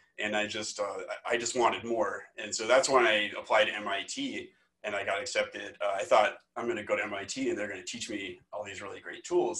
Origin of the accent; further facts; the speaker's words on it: Omaha, Nebraska, United States; moved away as an adult; also born or lived in Massachusetts / Michigan; now in Iowa, United States; I am originally from Omaha, Nebraska, and I went to Iowa State University for my undergrad